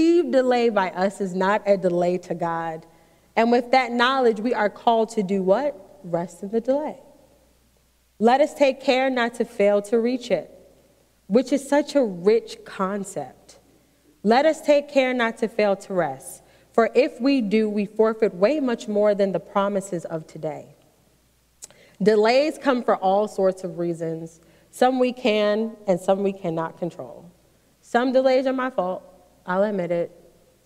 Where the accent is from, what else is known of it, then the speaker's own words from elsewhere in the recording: New York City, New York, United States; now in Maryland, United States; I grew up in New York City